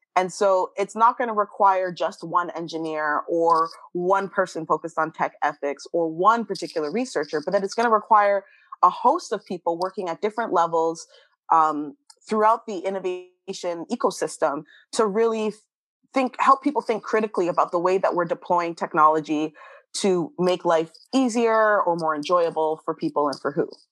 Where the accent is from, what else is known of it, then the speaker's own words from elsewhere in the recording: Canada; moved away; as a Canadian